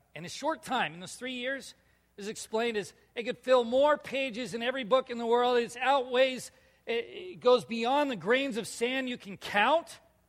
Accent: California, United States; now in Minnesota, United States; Yeah, only the other Californian guy here. I'm a Minnesotan, though. I'm not a Californian anymore.

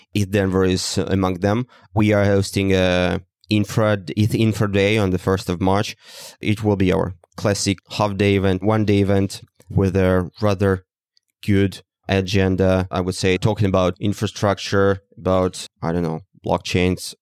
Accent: Russia; moved away; from Russia initially

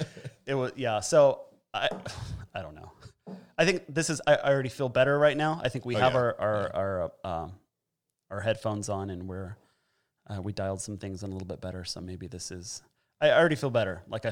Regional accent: California, United States; I'm originally from Southern California, and I'm super glad I'm not down there right now.

